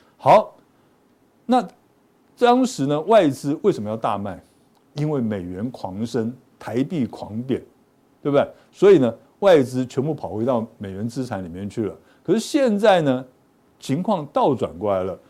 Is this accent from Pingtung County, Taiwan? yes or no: yes; Pingtung County, Taiwan; 我们都是屏东人